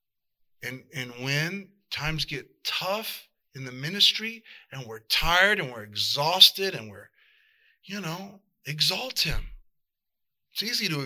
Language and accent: English; South El Monte, California, United States; I grew up in South Del Monte